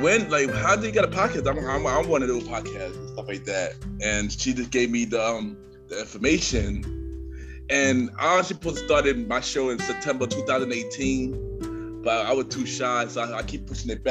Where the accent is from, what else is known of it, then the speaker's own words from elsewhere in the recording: New York City, New York, United States; I'm from Brooklyn, New York.